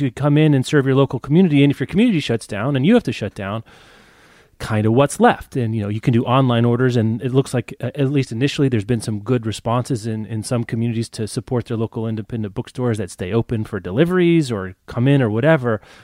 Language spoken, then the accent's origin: English; Lawrence, Kansas, United States; my hometown independent bookstore, The Raven, in Lawrence, Kansas